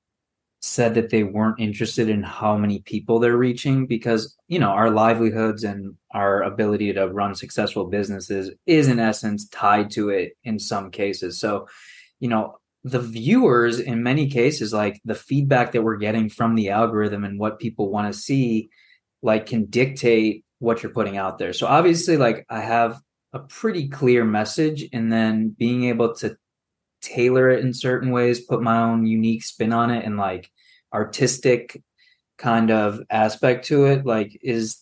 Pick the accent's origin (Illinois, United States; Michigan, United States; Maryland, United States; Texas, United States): Illinois, United States; Chicago; us being Chicago guys growing up in the Chicago Bulls dynasty era